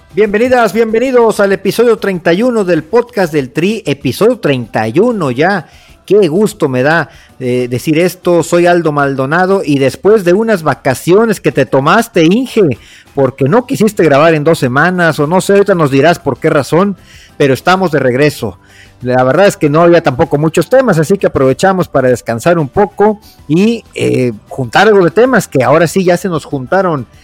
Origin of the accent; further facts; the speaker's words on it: Veracruz, Mexico; somos veracruzanos